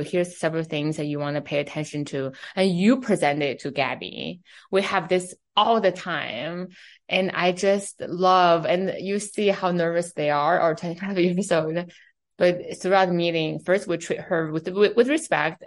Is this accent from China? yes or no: yes; Beijing, China; first language Chinese; English is a second language; also born or lived in New York City; now in United States; I'm from China, right? I grew up in Beijing